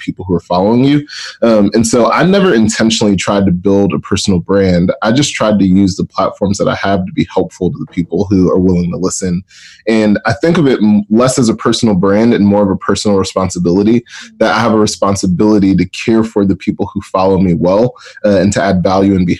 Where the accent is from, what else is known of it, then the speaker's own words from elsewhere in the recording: Atlanta, Georgia, United States; I'm based out of Atlanta, Georgia, actually born and raised in Atlanta